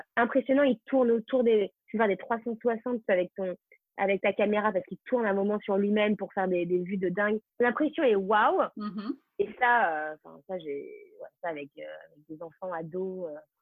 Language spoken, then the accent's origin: French; France; moved away as an adult; now in New York, United States; je suis française avant tout